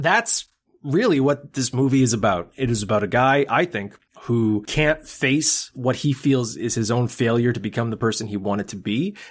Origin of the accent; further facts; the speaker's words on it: Canada; being a Canadian